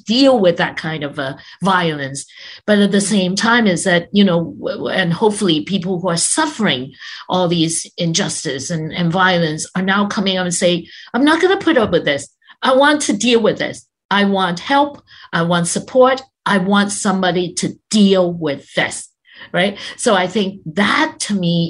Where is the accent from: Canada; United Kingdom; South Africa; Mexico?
Canada; we pride ourselves as being a multicultural country